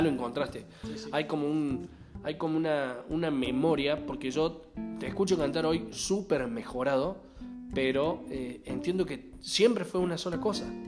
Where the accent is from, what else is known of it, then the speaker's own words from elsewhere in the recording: Alta Gracia, Córdoba, Argentina; nosotros somos de Argentina, más precisamente de Córdoba, Altagracia